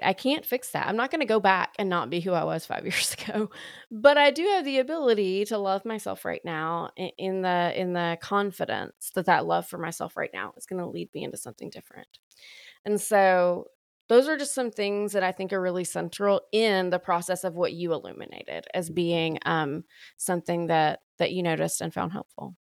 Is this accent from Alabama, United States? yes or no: yes; Alabama, United States; accent: deepest deep of the South; moved away as an adult; also born or lived in Austin, Texas / Waco, Texas / Dallas, Texas / Oklahoma; I'm from Alabama, born and raised there